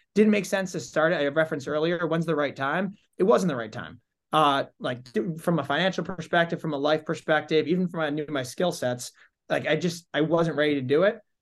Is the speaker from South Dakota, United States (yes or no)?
no; Holden, Massachusetts, United States; grew up in Holden, Mass. So that's, uh, Central Mass.